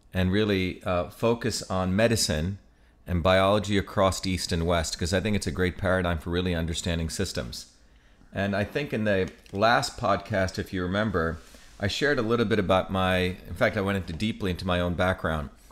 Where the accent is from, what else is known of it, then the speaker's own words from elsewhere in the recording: Mumbai, Maharashtra, India; I grew up in Bombay